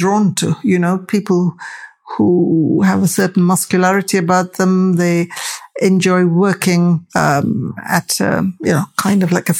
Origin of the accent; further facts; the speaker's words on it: United Kingdom; for my story as a British Asian, the tension is what I use to craft my story, because my presence here is always full of tension